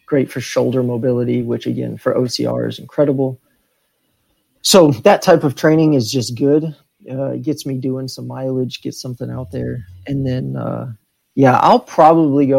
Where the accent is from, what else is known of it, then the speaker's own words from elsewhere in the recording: Texas, United States; I grew up in Texas